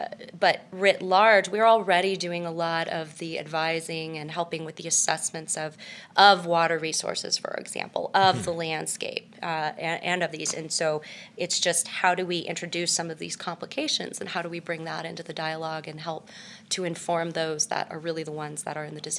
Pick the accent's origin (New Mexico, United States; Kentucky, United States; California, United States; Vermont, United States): California, United States; Mostly in California, but my dad was in the Navy, so you know, I bounced around.